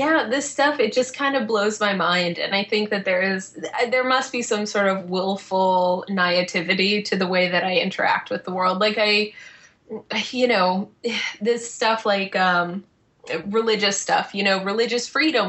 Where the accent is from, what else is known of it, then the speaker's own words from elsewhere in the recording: Boston, Massachusetts, United States; I'm from Boston